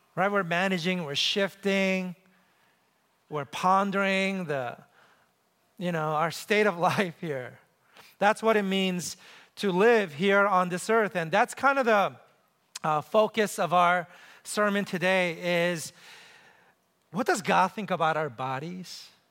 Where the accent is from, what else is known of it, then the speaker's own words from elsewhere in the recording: New York City, New York, United States; moved away; I grew up in New York City